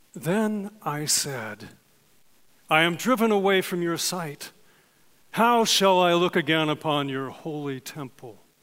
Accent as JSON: {"language": "English", "region": "California", "country": "United States", "tie": "born or raised there", "said": "I was born and raised in California"}